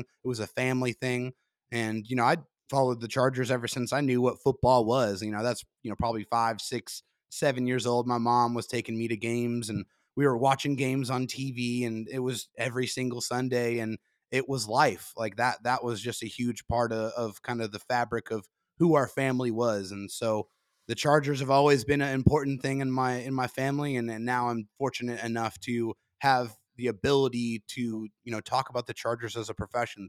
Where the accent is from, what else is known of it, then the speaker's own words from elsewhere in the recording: San Diego, California, United States; I'm born and raised in San Diego